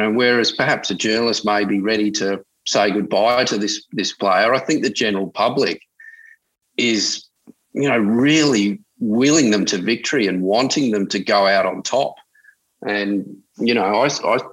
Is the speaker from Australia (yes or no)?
yes; Adelaide, South Australia, Australia; now in Sydney, Australia; as a kid, growing up in Adelaide, I've been in Sydney 20-odd years